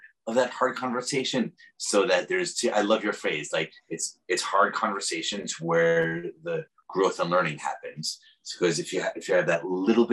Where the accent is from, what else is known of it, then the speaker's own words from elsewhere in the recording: New York City, New York, United States; now in San Francisco, United States; I'm also a New Yorker